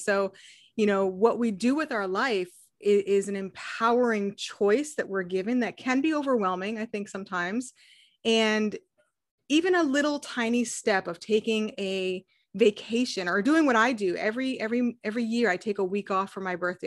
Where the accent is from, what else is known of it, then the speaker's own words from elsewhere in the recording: New England, United States; moved away; I grew up in New England